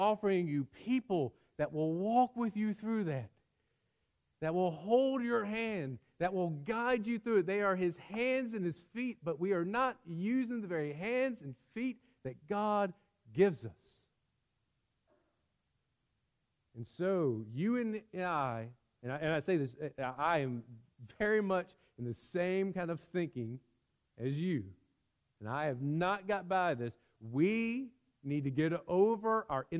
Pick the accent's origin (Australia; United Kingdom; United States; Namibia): United States; we as American Christians